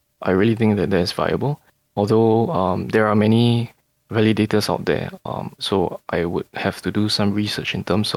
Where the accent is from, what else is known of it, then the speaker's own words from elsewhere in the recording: Singapore; growing up in Singapore, you know, where we have forced savings